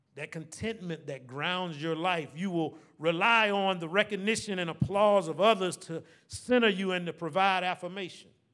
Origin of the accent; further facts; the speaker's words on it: Savannah, Georgia, United States; Born and raised here in Savannah